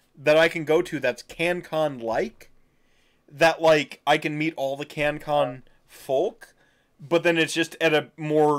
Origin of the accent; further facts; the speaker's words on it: Wisconsin, United States; I'm from Wisconsin